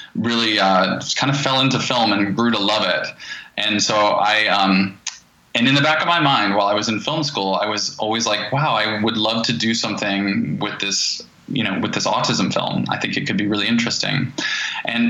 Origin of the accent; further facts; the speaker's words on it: Asheville, North Carolina, United States; I grew up in Asheville, North Carolina.